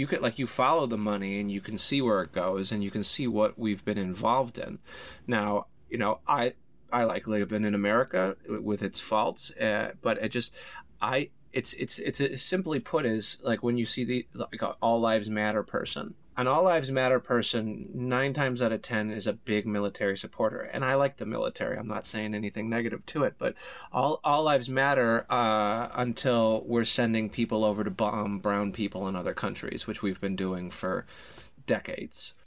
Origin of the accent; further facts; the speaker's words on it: Harvey, Illinois, United States; moved away; also born or lived in Peoria, Illinois; I was born in Harvey, Illinois, south side of Chicago